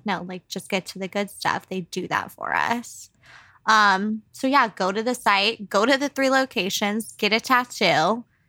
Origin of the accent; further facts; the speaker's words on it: San Antonio, Texas, United States; my hometown